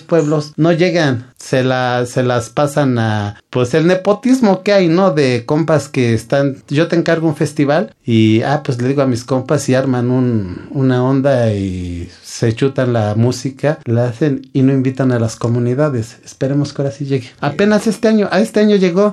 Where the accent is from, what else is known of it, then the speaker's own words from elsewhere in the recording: Chalcatongo, Oaxaca, Mexico; now in Mexico City, Mexico; yo soy, eh, oriundo de Oaxaca